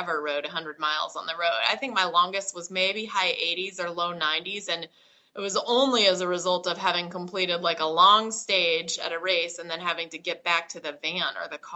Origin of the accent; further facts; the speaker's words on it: Idaho, United States; also born or lived in Boise, Idaho; I'm growing up in Idaho.